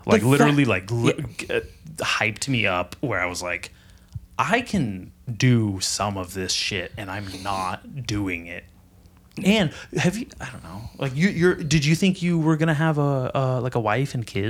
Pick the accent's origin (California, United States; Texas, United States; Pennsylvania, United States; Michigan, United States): California, United States; Nipomo; I grew up in Napomo. I grew up skating with those guys.